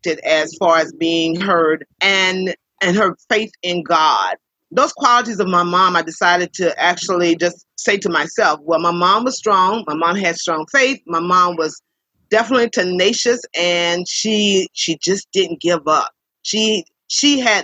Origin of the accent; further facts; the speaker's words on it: Columbia, South Carolina, United States; I was born in Columbia, South Carolina, where I currently reside